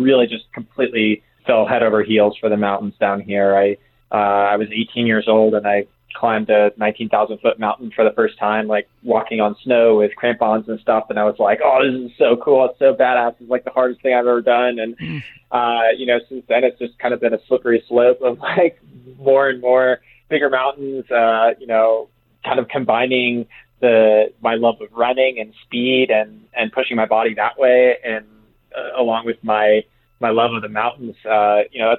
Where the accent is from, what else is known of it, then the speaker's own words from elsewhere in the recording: Massachusetts, United States; I actually grew up in Massachusetts, so East Coast